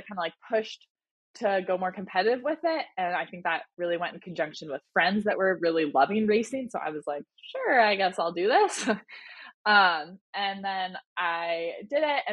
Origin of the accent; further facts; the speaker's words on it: Boise, Idaho, United States; I grew up in Boise, Idaho